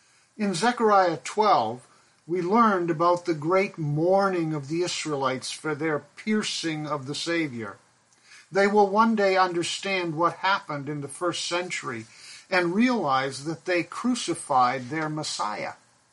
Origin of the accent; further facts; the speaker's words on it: Pakistan; was a child, growing up in Pakistan, where my parents served as missionaries